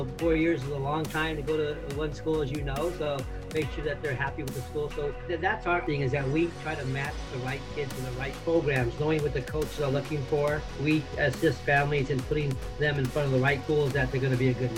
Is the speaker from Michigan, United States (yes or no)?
no; Southern California, United States; also born or lived in Minnesota; I was born and raised here in Southern California